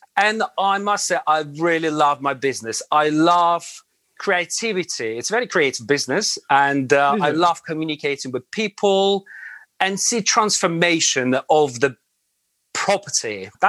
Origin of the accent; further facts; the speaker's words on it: Latvia; English is a second language; moved away as an adult; now in London, United Kingdom; I was born in Latvia. And so I went to school, I went to college, then I went to army, military service. And after military service, I worked for about 2.5-3 years in Latvia.